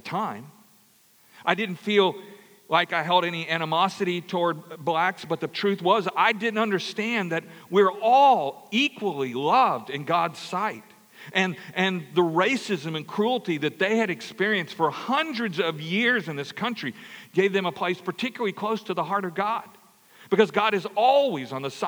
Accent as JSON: {"language": "English", "region": "Louisiana", "country": "United States", "tie": "born or raised there", "said": "I grew up in Louisiana."}